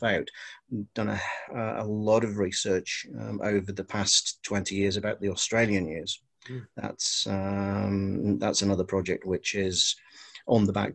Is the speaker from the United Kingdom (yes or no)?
yes; Wales, United Kingdom; first language Welsh; English is a second language; Welsh is my first language, and that's sort of, I couldn't speak English until I was about five.